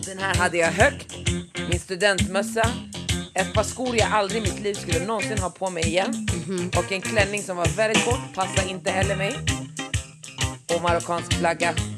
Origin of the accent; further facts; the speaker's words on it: Västerås, Västmanland, Sweden; moved away; det är lite annorlunda där jag växte upp i Västerås än vad det är här